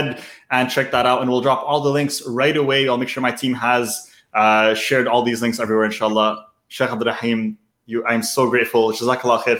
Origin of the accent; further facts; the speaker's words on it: Canada; I'm born and raised in Canada